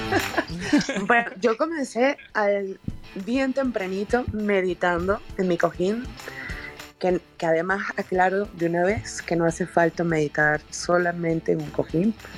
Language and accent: Spanish; Venezuela; now in Mexico; Yo estoy en México, soy venezolana, pero vivo en México